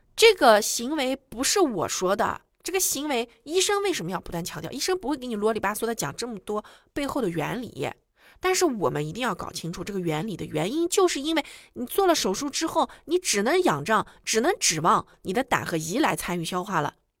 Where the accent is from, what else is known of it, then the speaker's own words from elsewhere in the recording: China; 我们中国人